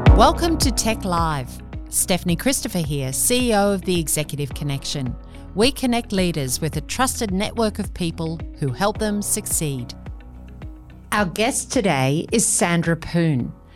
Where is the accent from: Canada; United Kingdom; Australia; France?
Australia; first language English; I've lived a life of people saying, Where are you from? Australia. Yes, but where are you really from? Australia